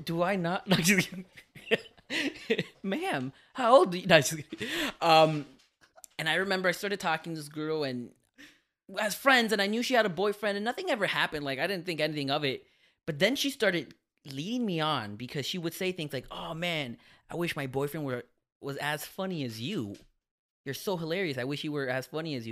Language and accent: English; Miami, Florida, United States; I'm from Miami